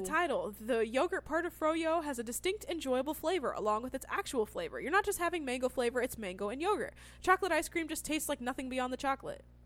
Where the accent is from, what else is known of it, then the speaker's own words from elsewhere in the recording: California, United States; I grew up in California